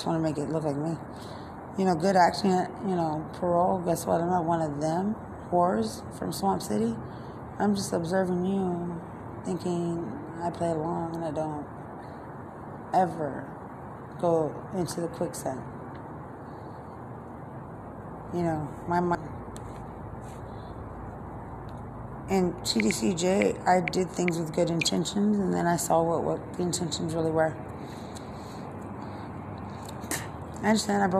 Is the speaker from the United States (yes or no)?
yes; San Antonio, Texas, United States; growing up in San Antonio